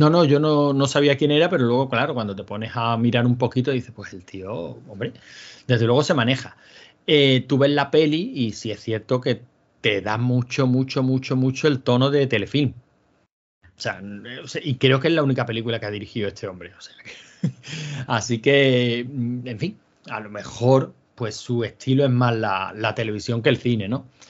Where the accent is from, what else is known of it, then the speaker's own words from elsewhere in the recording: Andalusia, Spain; somos andaluces